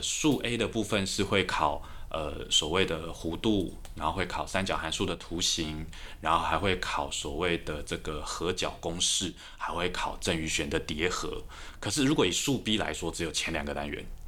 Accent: Taipei, Taiwan; 台北长大的小孩，然后我念高中是师大附中

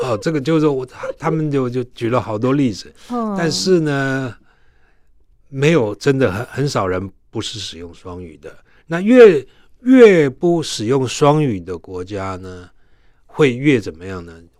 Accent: Taiwan; 像我是爸妈都都本省人嘛，台湾人，所以我的台湾话没问题。啊，中文没问题，英语没问题，

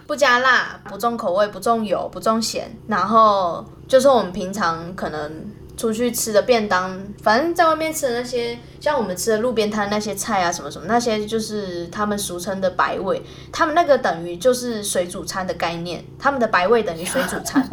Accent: Taiwan; moved away; 我们台湾人不是火锅的蘸酱，一定会有沙茶酱吗

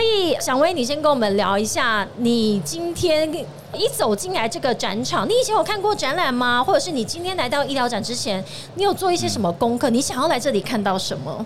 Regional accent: Tainan, Taiwan; 我们的家乡台南的，然后再也是我自己本身的母校

